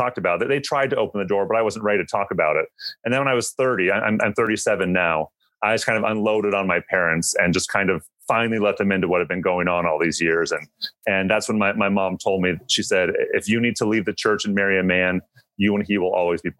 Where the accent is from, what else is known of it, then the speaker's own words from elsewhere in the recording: Seattle, Washington, United States; I grew up in the Seattle area.